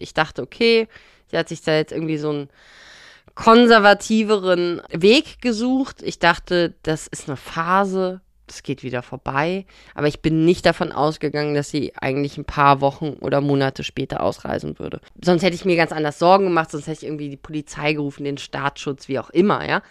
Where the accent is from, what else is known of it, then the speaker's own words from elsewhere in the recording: Bonn, North Rhine-Westphalia, Germany; der Kontext, wo wir groß geworden sind in Bonn